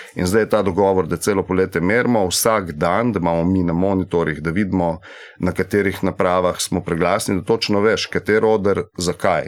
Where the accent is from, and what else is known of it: Slovenia